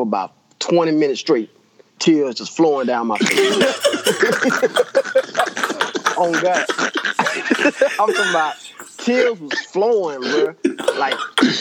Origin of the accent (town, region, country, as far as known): Shreveport, Louisiana, United States; born or raised there; also born or lived in Baton Rouge, Louisiana / Dallas, Texas